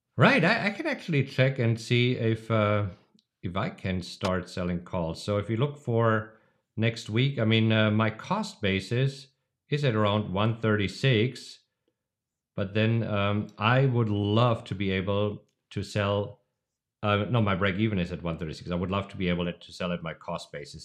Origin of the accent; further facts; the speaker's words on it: Germany; moved away; a tradition that I grew up with in Germany.